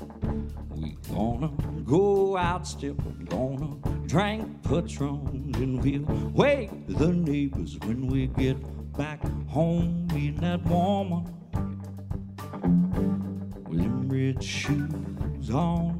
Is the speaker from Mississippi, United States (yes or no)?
yes; Mississippi, United States; also born or lived in Arkansas; down in Mississippi, I was fortunate enough to get to grow up